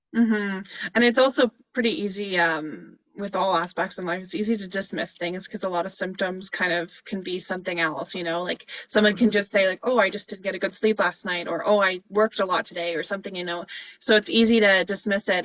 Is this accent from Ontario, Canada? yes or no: no; Calgary, Alberta, Canada; I'm from Calgary